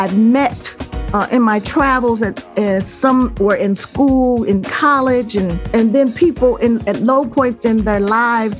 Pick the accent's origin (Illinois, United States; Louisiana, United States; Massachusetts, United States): Illinois, United States; Chicago; I'm from the Chicago area